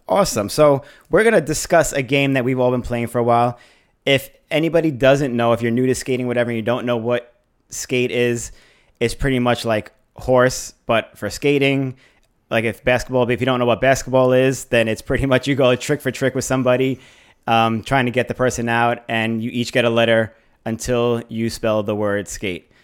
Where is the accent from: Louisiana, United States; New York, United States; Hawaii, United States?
New York, United States; we grew up in New York